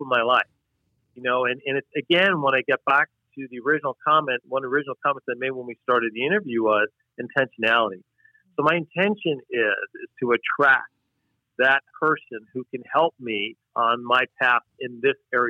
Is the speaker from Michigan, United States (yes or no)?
no; New York, United States; moved away as an adult; now in Wisconsin, United States; I'm from New York originally.